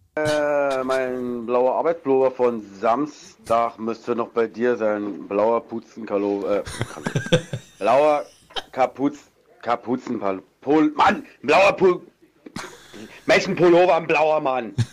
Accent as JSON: {"language": "German", "country": "Germany", "moved": "yes", "lives_now": "Austria"}